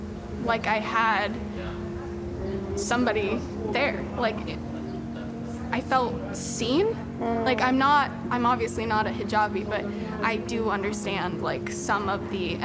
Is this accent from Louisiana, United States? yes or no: no; Kansas, United States; I was born in Kansas.